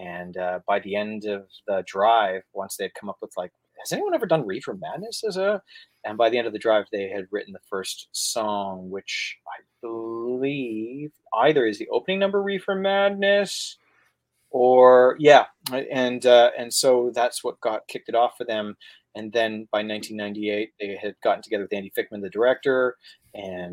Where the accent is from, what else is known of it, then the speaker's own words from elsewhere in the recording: Canada; I'm coming from Canada.